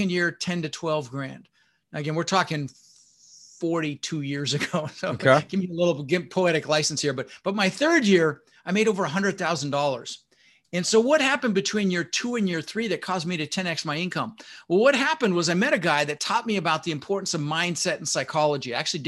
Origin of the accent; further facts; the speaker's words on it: Denver, Colorado, United States; also born or lived in Netherlands; I was born in the Netherlands, you know, Holland, wooden shoes, windmills. And we immigrated and we ended up in Denver, Colorado, and we grew up struggling.